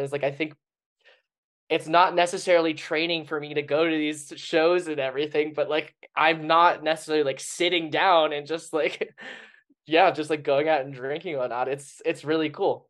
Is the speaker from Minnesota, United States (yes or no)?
yes; Minnesota, United States; moved away as an adult; also born or lived in Colorado; now in Denver, United States; Growing up in Minnesota, we had that Minnesota nice kind of thing.